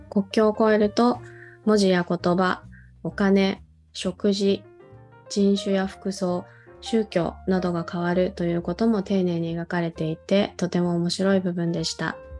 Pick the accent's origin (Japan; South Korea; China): South Korea; moved away; 私自身も韓国で子供時代を送った